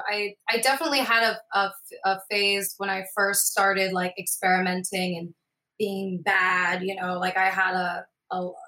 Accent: Scotland, United Kingdom; my parents were missionaries, so we grew up in Scotland

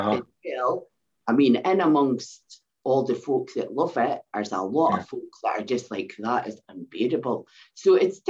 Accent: Scotland, United Kingdom; accent: Scottish dialect

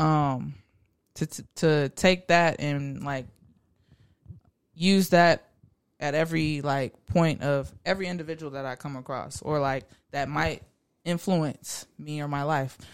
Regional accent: Garland, Texas, United States; I'm from Garland, Texas.

